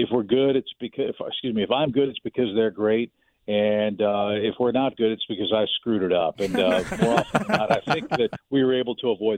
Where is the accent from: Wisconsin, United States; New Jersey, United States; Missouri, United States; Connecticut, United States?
Missouri, United States; St. Louis; moved away; I grew up in West County